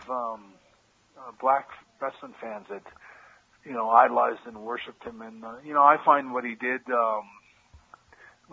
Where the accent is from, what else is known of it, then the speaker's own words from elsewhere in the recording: Canada; moved away; also born or lived in United States; I'm a Canadian guy